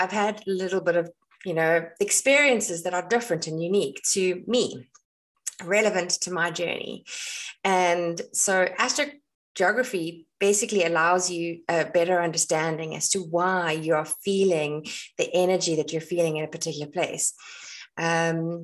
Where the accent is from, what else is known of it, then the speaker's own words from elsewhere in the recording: South Africa; moved away as an adult; now in Ireland; I am South African and I was born in South Africa